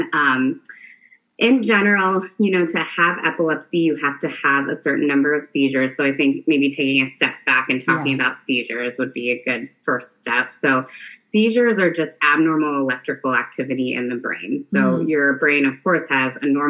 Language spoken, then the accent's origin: English; Marion, Ohio, United States; also born or lived in Detroit, Michigan / Cleveland, Ohio; now in Columbus, United States; I grew up in Marion, Ohio, which is a small town north of Columbus.